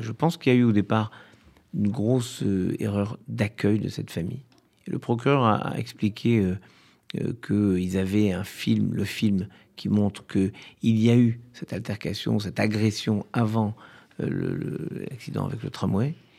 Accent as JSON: {"language": "French", "country": "France", "tie": "born or raised there", "said": "L'immeuble dans lequel j'ai grandi à Orléville"}